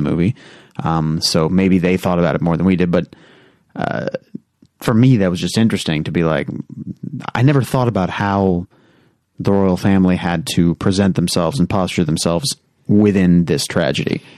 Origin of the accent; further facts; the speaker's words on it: United States; as an American